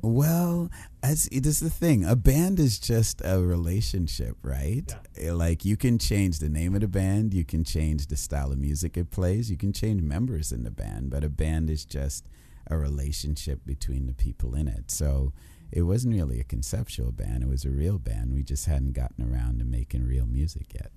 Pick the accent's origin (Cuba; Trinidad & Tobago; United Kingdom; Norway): Trinidad & Tobago; also born or lived in Kitchener, Ontario; now in Toronto, Canada; I am from the island of Trinidad but now I am Canadian.